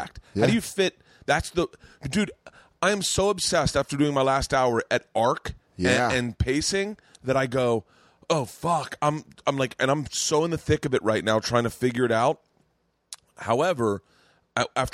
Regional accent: Florida, United States; I grew up in Florida

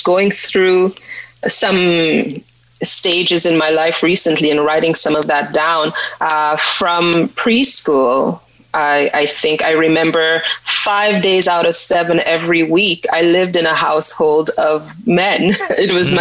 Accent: St. Lucia; I grew up in St. Lucia.

